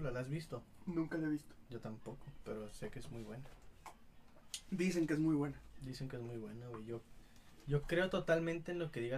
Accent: Mexico; mexicanos, hacemos todo el mero

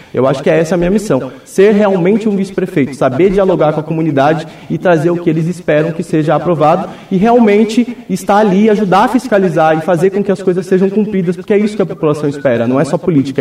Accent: Vila A, Jardim Ipê, Paraná, Brazil; Eu venho da Vila A, né, especificadamente do Jardim IP também

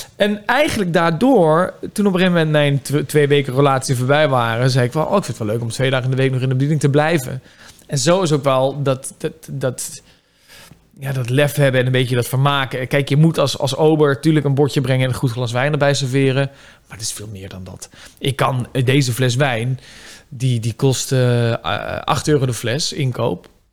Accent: North Brabant, Netherlands; waar ik vandaan kom

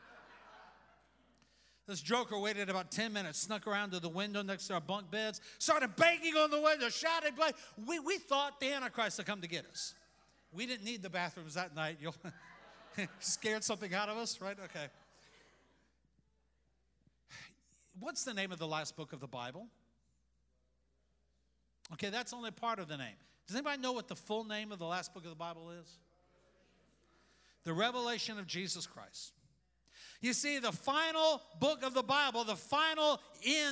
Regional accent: United States; I love America. I love being an American

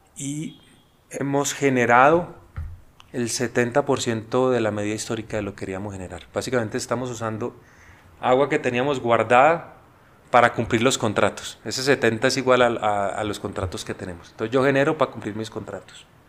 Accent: Colombia; nosotros como colombianos

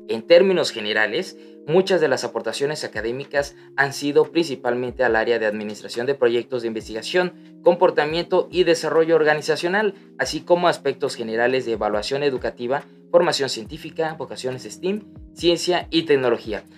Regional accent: Tabasco, Mexico

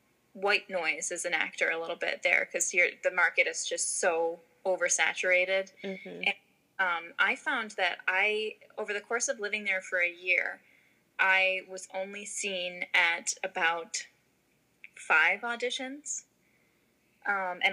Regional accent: Pawtucket, Rhode Island, United States; moved away as an adult; also born or lived in New York; I'm originally from Pawtucket, Rhode Island

